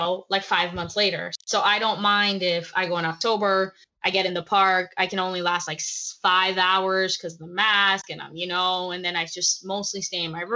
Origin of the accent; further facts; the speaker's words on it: New Jersey, United States; I'm from New Jersey.